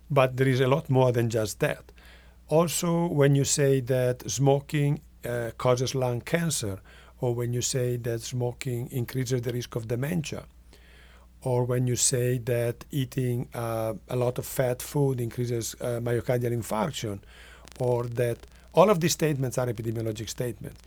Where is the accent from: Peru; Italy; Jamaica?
Italy; northwest Italy; English is a second language; now in Rochester, Minnesota, United States; I am from Italy and, uh, from the northwest. That's the part of the country that is near to France and Switzerland.